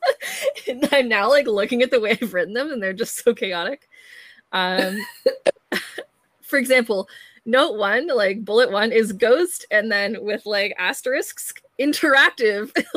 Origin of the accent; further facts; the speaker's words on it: Canada; I'm Canadian. Yeah. But my ancestry is German and Scottish